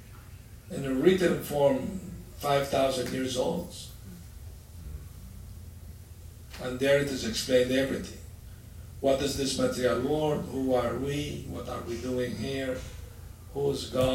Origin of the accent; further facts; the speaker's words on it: Aleppo, Aleppo Governorate, Syria; moved away; I was born in Aleppo, Syria, Middle East.